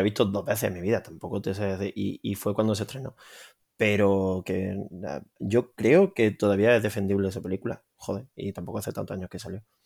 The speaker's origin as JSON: {"language": "Spanish", "country": "Spain", "said": "como español"}